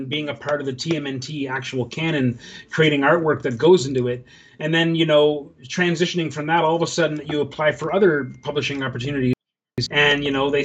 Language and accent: English; Canada; growing up in Canada, rural parts of Canada